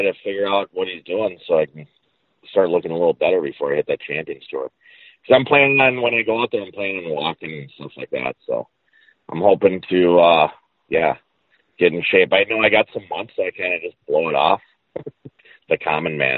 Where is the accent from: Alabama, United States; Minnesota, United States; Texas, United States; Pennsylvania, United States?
Minnesota, United States; moved away as an adult; also born or lived in New Mexico; growing up in Minnesota, I didn't play in a lot of AJGAs and national events